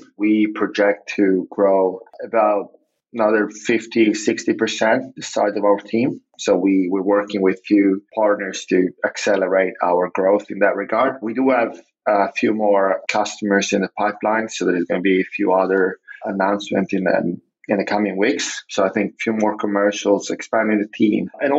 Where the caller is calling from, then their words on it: Zagreb, City of Zagreb, Croatia; I'm actually calling from Zagreb, which is one of our office location